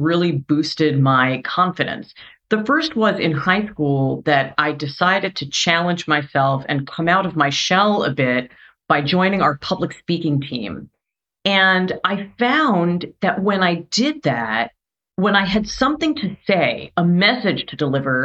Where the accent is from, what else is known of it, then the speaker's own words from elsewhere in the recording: New York City, New York, United States; also born or lived in suburbs (unspecified); I was born in Brooklyn, which, you know, if you hear me speak, you can probably tell.